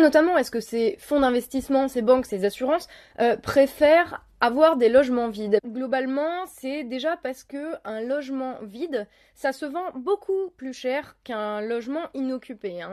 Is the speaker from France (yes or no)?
yes; Lorraine, Grand Est, France; chez moi en Lorraine